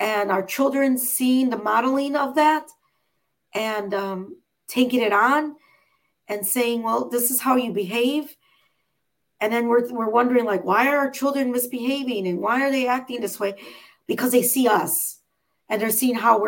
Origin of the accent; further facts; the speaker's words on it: Chicago, Illinois, United States; I'm from Chicago